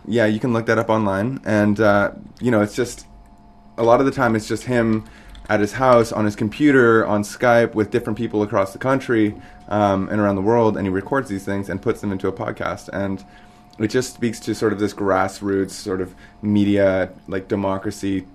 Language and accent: English; Fort Smith, Northwest Territories, Canada; I grew up in Fort Smith as well